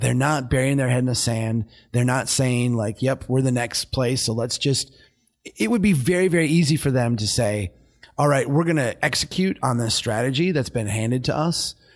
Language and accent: English; Brainerd, Minnesota, United States; my hometown, Brainerd